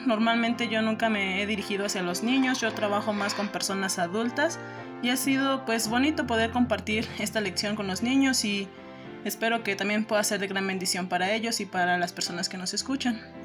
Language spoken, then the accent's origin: Spanish; Mexico; also born or lived in Guerrero; yo nací en el estado de Guerrero. Desde pequeña pues llegamos aquí a México y aquí es donde he crecido